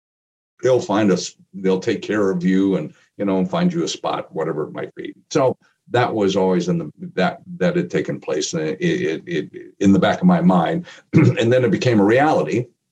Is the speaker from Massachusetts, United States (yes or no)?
no; Appleton, Wisconsin, United States; growing up in the Midwest, growing up in a place called Appleton, Wisconsin, being a Green Bay Packer fan as a kid during the early part of the 60s